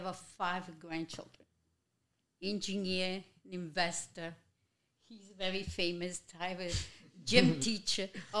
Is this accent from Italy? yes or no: yes; Italy; My mama came here after. I came from Italy.